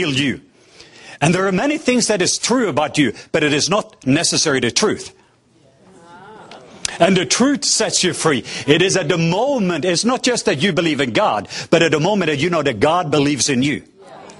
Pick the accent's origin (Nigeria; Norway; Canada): Norway; southwest coast of Norway; I am from the southwest coast of Norway